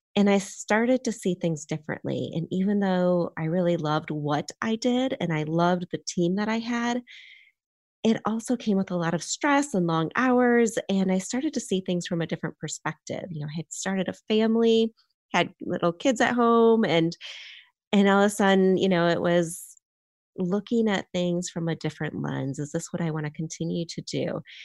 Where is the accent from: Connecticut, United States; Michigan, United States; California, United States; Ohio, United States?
Michigan, United States; now in Charlotte, United States; I grew up in a, on a farm in Michigan